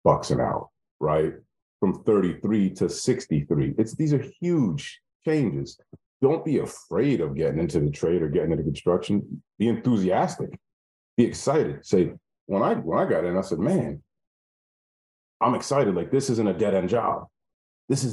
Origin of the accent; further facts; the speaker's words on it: New York, United States; I'm from the North, I'm from, you know, New York.